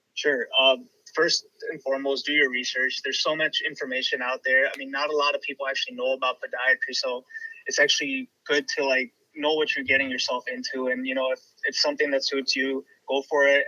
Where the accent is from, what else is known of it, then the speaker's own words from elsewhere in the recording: Chicago, Illinois, United States; moved away as an adult; now in Cleveland, United States; born and raised in Chicago.